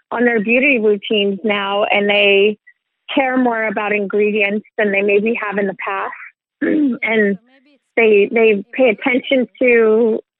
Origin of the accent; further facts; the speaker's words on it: California, United States; born there; So yeah, my my dad is Swedish, and I was born in California.